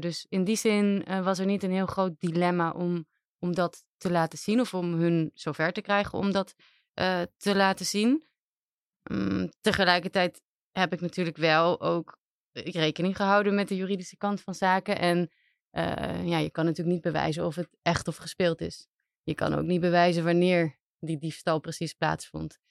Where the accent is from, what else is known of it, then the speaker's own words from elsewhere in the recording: Aruba; moved away as an adult; now in Netherlands; ik ben zelf op Aruba opgegroeid